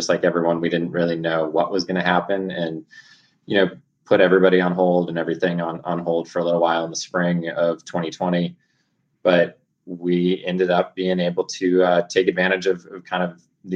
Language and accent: English; Alaska, United States; moved away; also born or lived in Ecuador / Oregon; Started off growing up in Alaska